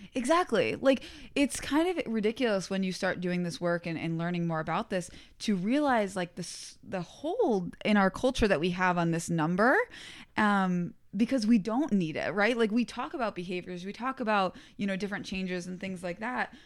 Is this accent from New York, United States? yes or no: yes; Albany, New York, United States; I went to community college, um, in my hometown around, like, the Albany, New York area